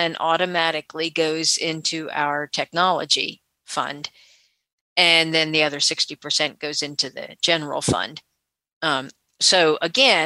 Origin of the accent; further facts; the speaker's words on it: West Virginia, United States; I am from West Virginia, and our organization is Mountain State Council of the Blind.